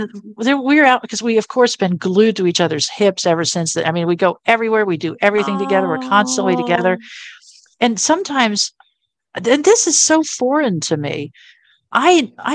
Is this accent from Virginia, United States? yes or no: yes; Virginia Beach, Virginia, United States; I grew up in the Virginia Beach area.